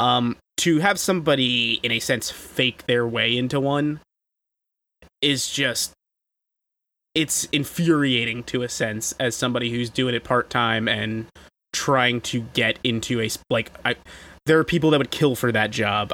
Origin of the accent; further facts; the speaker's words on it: New York, United States; as a New Yorker